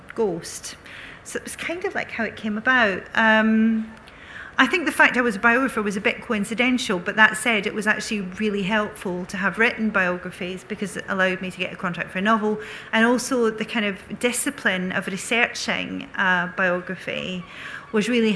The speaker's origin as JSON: {"language": "English", "town": "Bellshill", "region": "Scotland", "country": "United Kingdom", "tie": "born or raised there", "said": "when I was growing up in Belt Sill, there were a girl I went to school"}